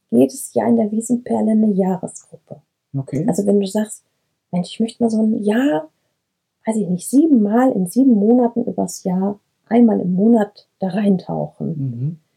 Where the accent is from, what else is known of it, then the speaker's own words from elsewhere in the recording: Brenscheid, North Rhine-Westphalia, Germany; Brenscheid, hier bin ich auch aufgewachsen und was ich halt immer liebe hier, und das schätze ich so, und das wünsche ich dem ganzen Ennepe-Ruhr-Kreis, wilde Ecken.